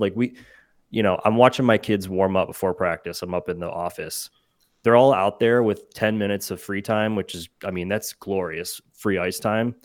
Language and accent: English; Cleveland, Ohio, United States; I grew up in Cleveland